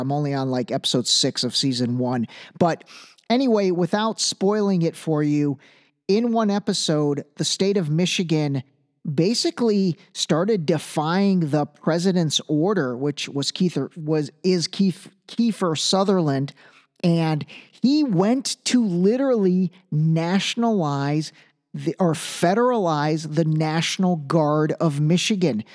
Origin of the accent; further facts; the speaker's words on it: Iran; moved away; I was born in Iran.